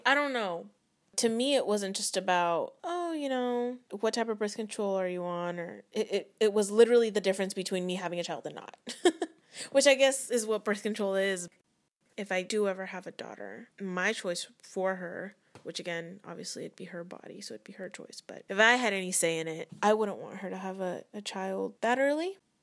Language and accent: English; Vacaville, California, United States; I'm from Vacaville, California.